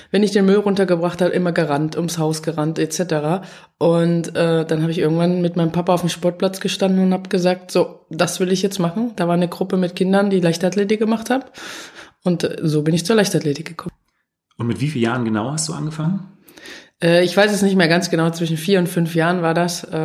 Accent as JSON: {"language": "German", "town": "Dresden", "region": "Saxony", "country": "Germany", "said": "Ich komme aus Dresden, ähm, da ist dann halt früher viel mehr trainiert worden."}